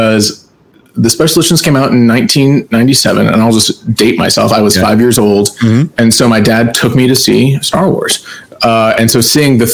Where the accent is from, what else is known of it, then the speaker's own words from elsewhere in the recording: Plano, Texas, United States; I grew up in Plano, Texas